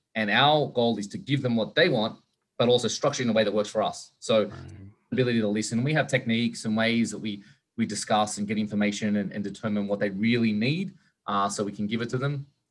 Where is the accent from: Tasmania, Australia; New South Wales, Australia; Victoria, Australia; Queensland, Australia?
New South Wales, Australia; Sydney; moved away; I'm from Australia originally, so in Sydney